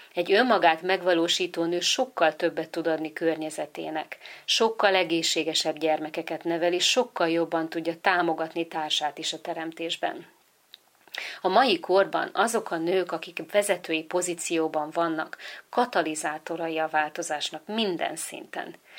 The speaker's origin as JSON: {"language": "Hungarian", "country": "Hungary", "tie": "born or raised there", "said": "Magyarországon születtem, és itt is nevelkedtem"}